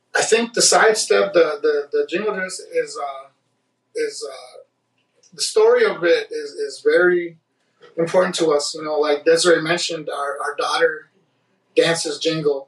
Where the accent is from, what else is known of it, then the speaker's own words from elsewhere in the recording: Minnesota, United States; I'm from Minnesota.